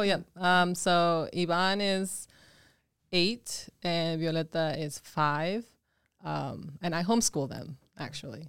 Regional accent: Twin Bridges, Montana, United States; English is a second language; also born or lived in Mexico / Dillon, Montana / Billings, Montana; I grew up in Montana in, um, in a tiny little town called Twin Bridges.

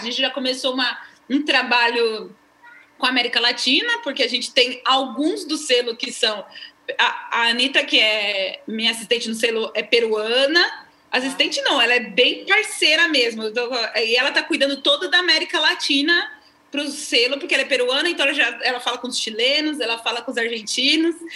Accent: São Paulo, Brazil; moved away as an adult; a gente é natural de São Paulo

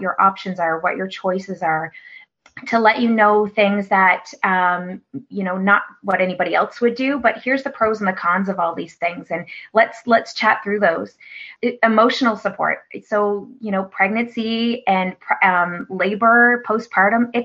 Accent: Newfoundland and Labrador, Canada; moved away as an adult; now in Nova Scotia, Canada; growing up in Newfoundland

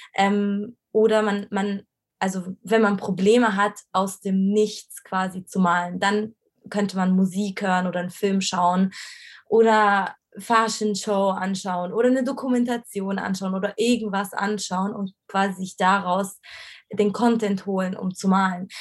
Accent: Egypt; moved away as an adult; also born or lived in Cairo; now in Germany; ich bin ja in, in Ägypten aufgewachsen

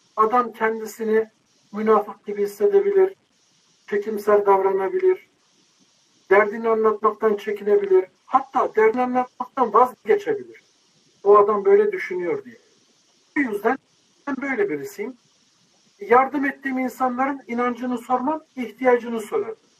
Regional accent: Bursa, Turkey; now in Istanbul, Turkey; İstanbul'da yaşıyorum. Bursa'da yetiştim, büyüdüm.

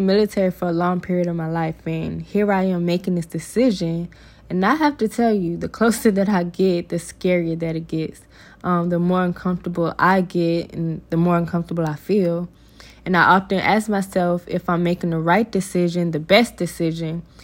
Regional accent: Georgia, United States; moved away as an adult; I'll be moving back to my hometown in Georgia

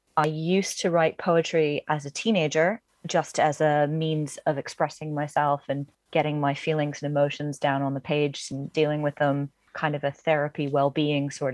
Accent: Ivyland, Pennsylvania, United States; moved away as an adult; now in Wimbledon, United Kingdom; I grew up in a small kind of town inside a town. It's about an hour north of Philly called Ivyland

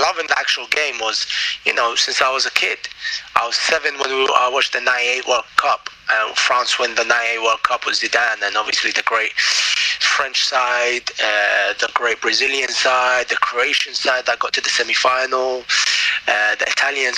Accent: London, United Kingdom; also born or lived in Baghdad, Iraq; in your own sort of natural habitat where I grew up, like London.

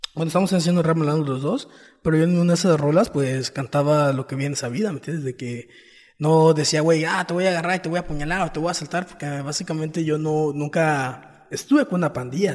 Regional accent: Playa del Carmen, Quintana Roo, Mexico; soy quintanarroense, nací en Playa de Carmen

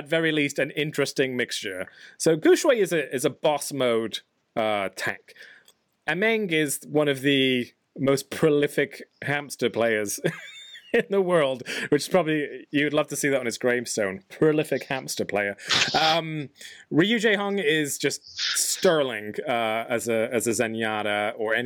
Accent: England, United Kingdom; I'm from England.

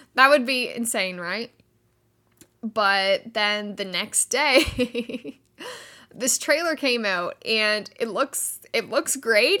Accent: Canada; Canada, which is where I am. I am Canadian.

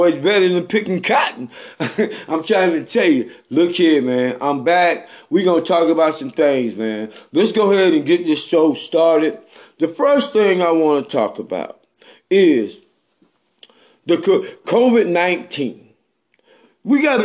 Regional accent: Bennettsville, South Carolina, United States; I'm from Bennettsville, South Carolina. Over there across the lake when I was growing up

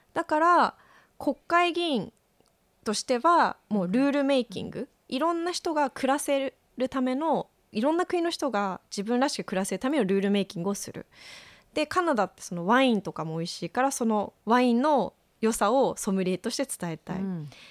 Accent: Japan; moved away; also born or lived in China; 日本にいた時は家族のあり方がすごく嫌で攻めて、逃げてきて

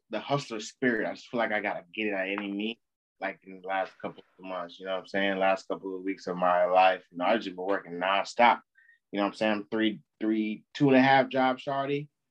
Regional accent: United States; We're American

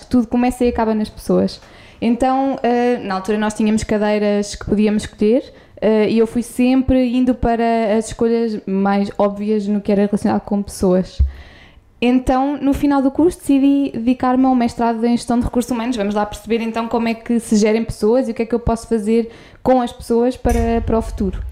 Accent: Coimbra, Centro, Portugal; eu sou de Coimbra, nasci lá

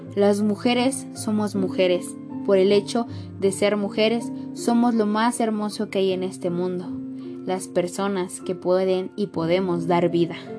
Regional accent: Mexico; siendo mexicanos somos hermanos

